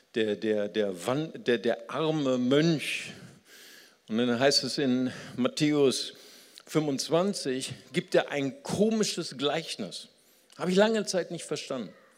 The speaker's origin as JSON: {"language": "German", "country": "Germany", "also_born_or_lived": "Recife, Brazil", "said": "ich bin ja in Brasilien geboren, als ich als kleines Kind nach Deutschland kam"}